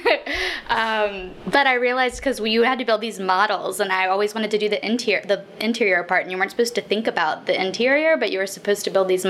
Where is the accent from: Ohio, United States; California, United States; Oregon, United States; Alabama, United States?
Alabama, United States; Birmingham; moved away as an adult; also born or lived in Nashville, Tennessee / Washington, D.C. / Atlanta, Georgia; I'm from Alabama.